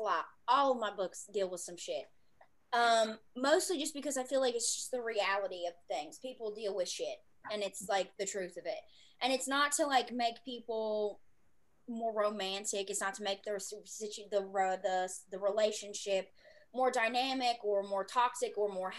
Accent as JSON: {"language": "English", "region": "Southwest Virginia", "country": "United States", "tie": "born or raised there", "said": "I'm from Southwest Virginia originally"}